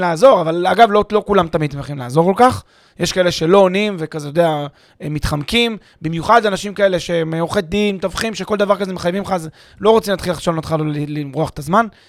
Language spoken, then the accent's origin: Hebrew; Israel; אנחנו כישראלים